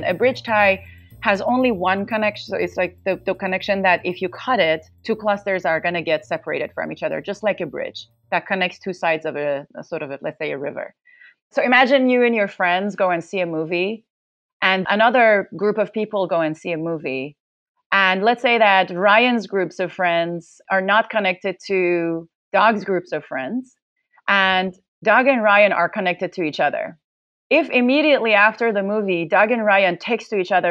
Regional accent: Tehran, Tehran Province, Iran; moved away as an adult; also born or lived in Netherlands / Berlin, Germany / Princeton, United States; now in United States; I'm originally from Tehran, Iran, and I did my undergrad in computer science

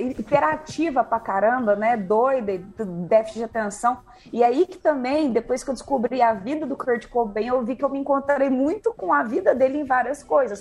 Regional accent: Uberlândia, Minas Gerais, Brazil; moved away; also born or lived in São Paulo; Sou aqui do Berlândia, Cerrado, Cerradão Mineiro

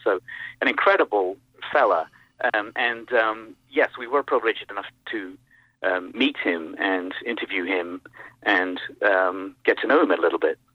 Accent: United States; as an American

